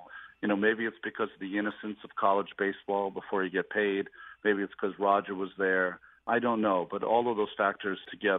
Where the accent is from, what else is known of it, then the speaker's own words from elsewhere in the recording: Worcester, Massachusetts, United States; I grew up in Worcester, Massachusetts